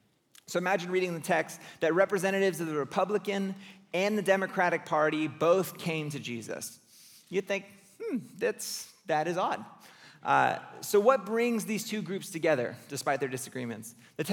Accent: California, United States; Which for me as a Californian just like feels like a personal attack.

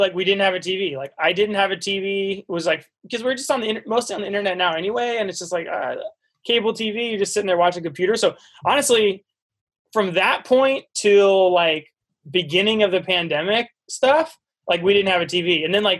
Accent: East Coast, United States; Like, I'm from the East Coast, so they came and visited me.

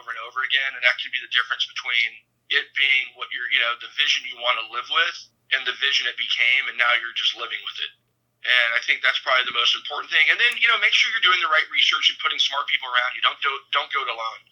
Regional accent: the South, United States; growing up in the South

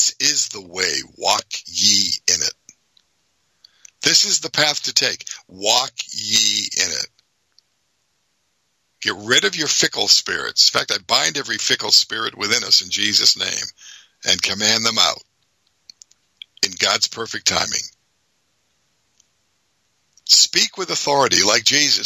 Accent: Boston, Massachusetts, United States; moved away; also born or lived in Philadelphia; I'm from Boston, the Boston area originally

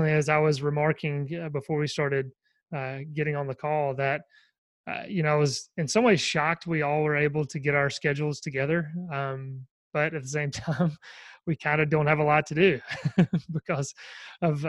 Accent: the Bible Belt, the South, United States; I'm from the Bible Belt and everyone goes to church down here

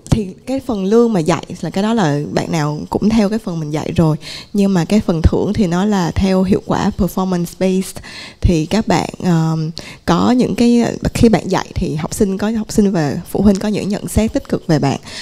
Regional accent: Vietnam; mình cũng người Việt Nam

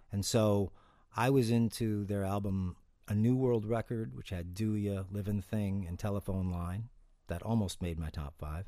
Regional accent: Cleveland, Ohio, United States; also born or lived in Mayfield Village, Ohio; I was born in Cleveland, Ohio

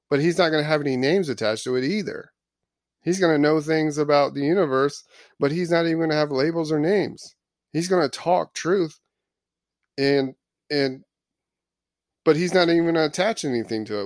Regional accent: Florida, United States; moved away; I was born in Florida.

